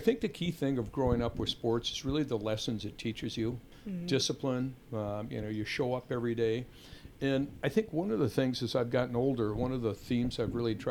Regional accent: Madison, Wisconsin, United States; I grew up in Madison

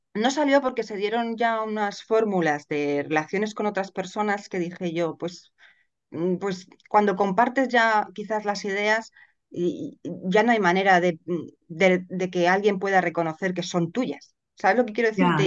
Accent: Madrid, Community of Madrid, Spain; yo soy de Madrid y resido en Madrid

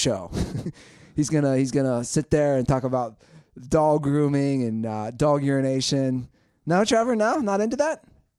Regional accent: Japan; born there; My dad is in the armed forces and was born. I was born in Japan.

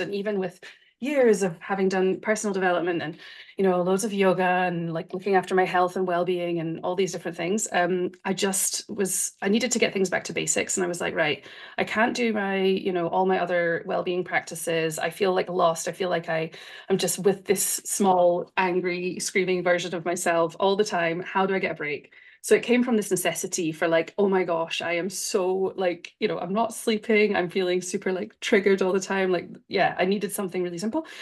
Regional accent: Scotland, United Kingdom; moved away as an adult; now in Switzerland; I'm from Scotland, but I'm in Switzerland, which is where my husband is from

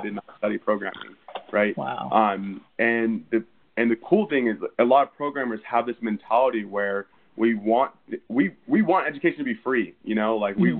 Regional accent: Redding, California, United States; also born or lived in Sacramento, California; I was born in Redding, California

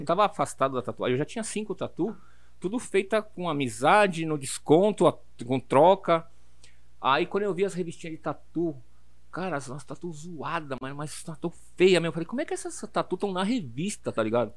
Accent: São Paulo, Brazil; eu sou de São Paulo, total, de São Paulo. Eu uhum. nasci na Madalena, fui morar no Butantã, e do Butantan eu vim pro Braz

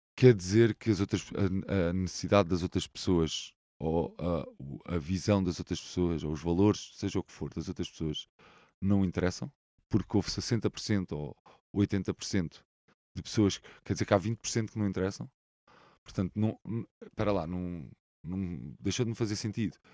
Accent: Lisbon, Portugal; Sou um sou saloio, né? Cresci é. aqui nesta zona

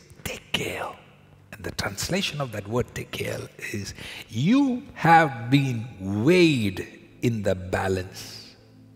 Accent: India; now in Canada; I was born in India, where we were used to going into the supermarket on the side of the road, the vegetable market with my father

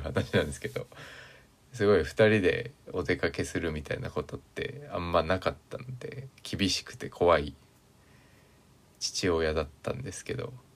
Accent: Sapporo, Hokkaido, Japan; moved away as an adult; now in Tokyo, Japan; 田舎出身なんで北海道の

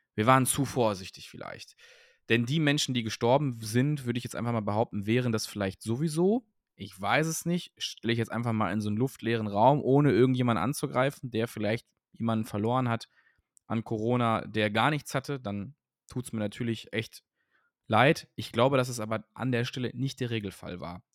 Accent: Cologne, North Rhine-Westphalia, Germany; Köln, also meine Geburtsstadt

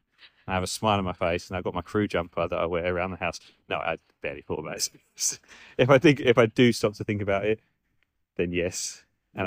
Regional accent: near Maldon, Essex, East of England, United Kingdom; We're currently in Maldon, Essex, which is near where I'm from

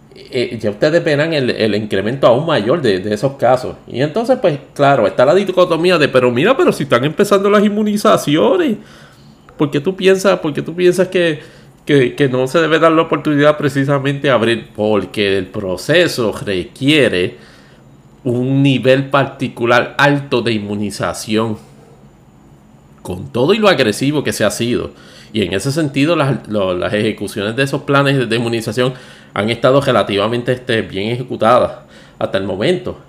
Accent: Puerto Rico; como puertorriqueño

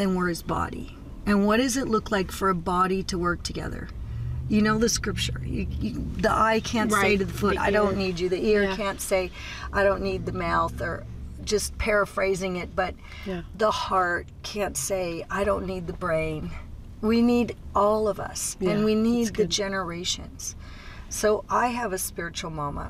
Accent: United States; moved away as an adult; now in Mozambique; I'm from America.

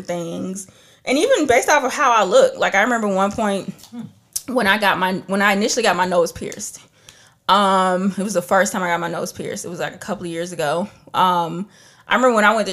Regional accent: Trinidad & Tobago; I'm from Trinidad, so we have calypso, we got reggae, we have all of that. I grew up listening and hearing so many different types of music

